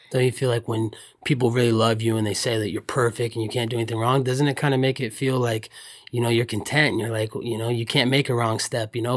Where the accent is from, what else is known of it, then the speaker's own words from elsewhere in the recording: Oregon, United States; I grew up in Oregon